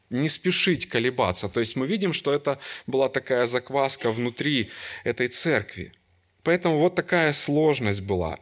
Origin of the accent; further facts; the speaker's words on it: Kyiv, Ukraine; И я родился и вырос в Киеве. Всю жизнь там прожил, до сих пор живу там.